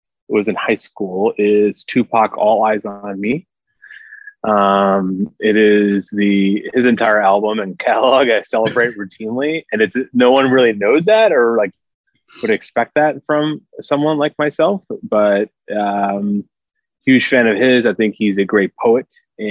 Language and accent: English; Chicago, Illinois, United States; I'm also born and bred in Chicago, live in the city. This is my town